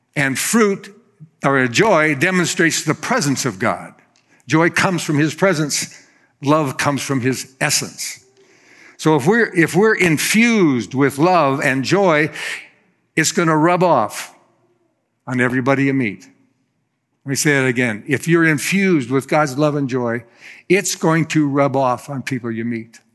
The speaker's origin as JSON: {"language": "English", "region": "Florida", "country": "United States", "said": "I'm from Florida"}